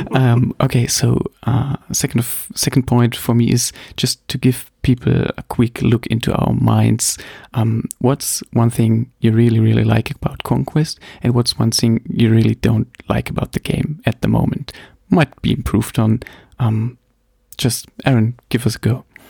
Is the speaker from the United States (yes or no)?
no; Germany; English is a second language; I'm from Germany, obviously. Um, please forgive my somehow okay English. Um, I'm the non-native speaker